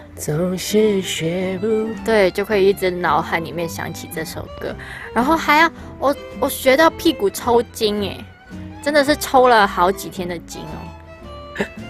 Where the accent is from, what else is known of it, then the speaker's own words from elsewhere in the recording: Hong Kong; Chinese is a second language; now in Taiwan; 我是香港人